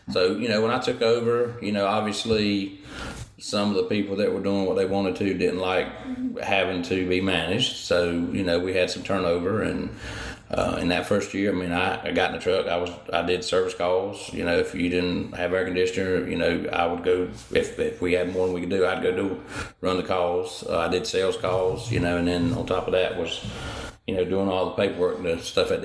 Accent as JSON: {"language": "English", "town": "Hillsborough", "region": "North Carolina", "country": "United States", "said": "I'm from Hillsborough, North Carolina, and owned a heating and air conditioning company"}